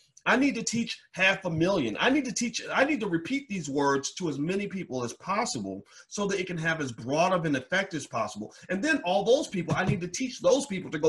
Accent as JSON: {"language": "English", "town": "Louisville", "region": "Kentucky", "country": "United States", "moved": "as an adult", "said": "I'm from Louisville"}